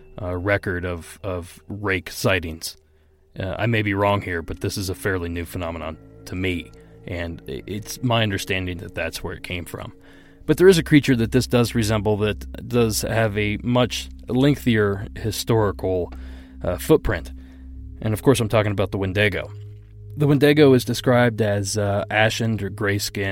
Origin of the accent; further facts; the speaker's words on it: Ohio, United States; my home state of Ohio